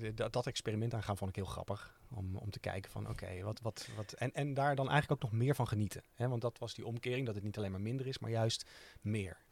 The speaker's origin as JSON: {"language": "Dutch", "region": "Utrecht", "country": "Netherlands", "said": "omdat wij uit Utrecht komen"}